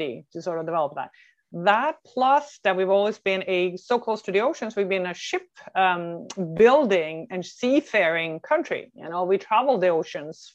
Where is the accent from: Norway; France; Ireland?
Norway; moved away as an adult; now in North America; I am born and raised in Norway, in another Norway, but I've been over in North America for 23 years now.